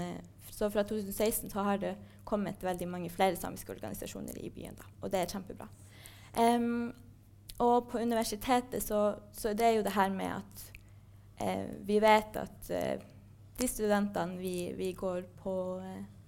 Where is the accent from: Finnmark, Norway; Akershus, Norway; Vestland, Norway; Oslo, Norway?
Finnmark, Norway; Kautokeino; moved away as an adult; now in Trondheim, Norway; jeg vokste opp i Kautokeino